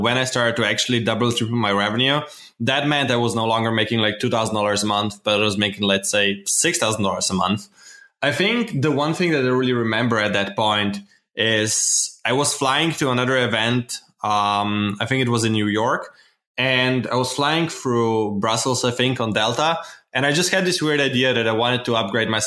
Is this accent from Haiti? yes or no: no; Slovenia; I'm from Slovenia